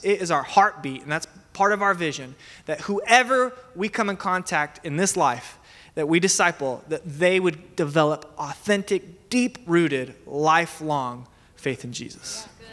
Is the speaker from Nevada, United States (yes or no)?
no; Medford, Oregon, United States; also born or lived in Salem, Oregon; So I grew up in Medford. I attended Joy Church Medford for most of my life, but I was born in Salem